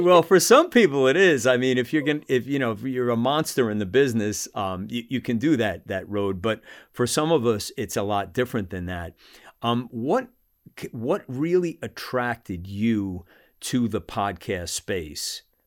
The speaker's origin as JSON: {"language": "English", "country": "United States", "also_born_or_lived": "Salt Lake City", "said": "as an American"}